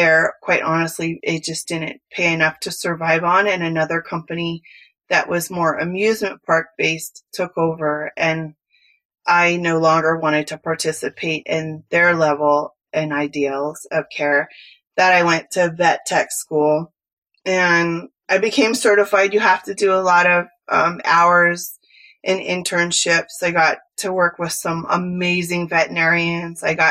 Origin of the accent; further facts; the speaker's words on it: San Francisco Bay Area, California, United States; accent: Cali; moved away; I'm originally from California and I grew up in the San Francisco Bay Area